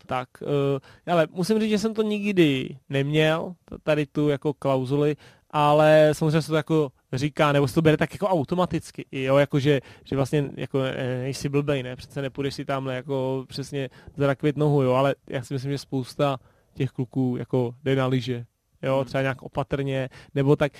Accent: Tuchlovice, Central Bohemian Region, Czechia; u nás v Tuchlovicích

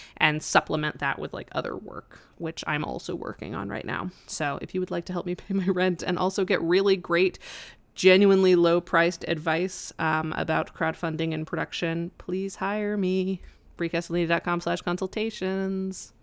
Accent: Colorado, United States; moved away; my hometown of Colorado, and it's a really small town

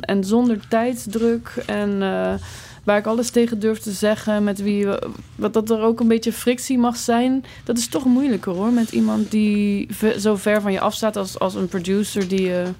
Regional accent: Netherlands; moved away as an adult; now in Belgium; als Nederlander in het begin, joh, oh, toen ik hier voor het eerst kwam

